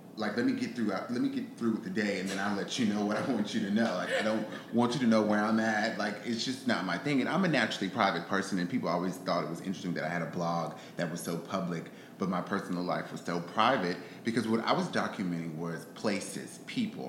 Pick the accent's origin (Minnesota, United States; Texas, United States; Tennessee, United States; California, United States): Texas, United States; Houston; moved away as an adult; also born or lived in Atlanta; me Houston